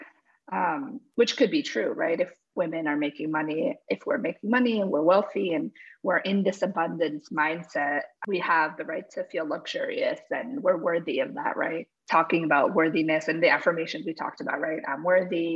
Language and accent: English; New Jersey, United States; I was born in New Jersey. So I call myself Amerihuaya, Paraguayan American. And growing up, I grew up around other Amerihuayos